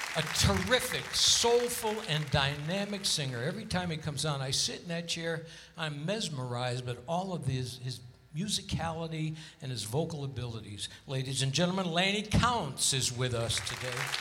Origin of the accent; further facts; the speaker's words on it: Hartford, Connecticut, United States; now in Las Vegas, United States; Hartford, Connecticut, my hometown.